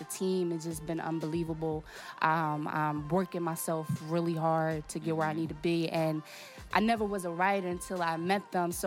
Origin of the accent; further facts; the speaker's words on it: Portugal; first language Portuguese; English is a second language; moved away; I'm originally born and raised in Port, Portugal